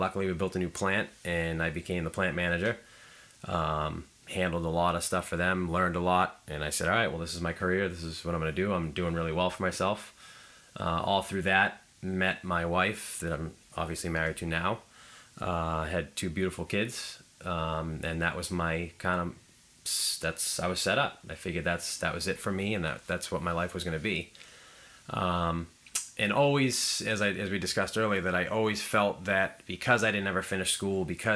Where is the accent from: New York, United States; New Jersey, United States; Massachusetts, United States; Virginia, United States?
Massachusetts, United States; Plymouth; I'm actually from Plymouth originally.